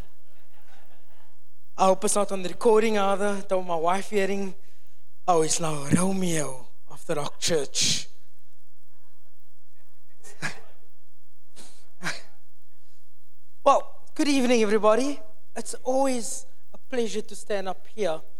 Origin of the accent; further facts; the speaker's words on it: Cape Town, Western Cape, South Africa; now in Nottingham, United Kingdom; I'm not from the UK. I'm South African, Capetonian by birth. Okay, so if people ask me where you're from, I'm from Cape Town